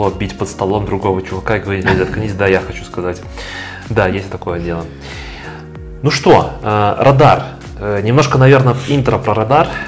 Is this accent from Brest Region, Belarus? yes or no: no; Grodno Region, Belarus; also born or lived in Bavaria, Germany; now in Germany; Если что, я из Гродненска, на всякий случай.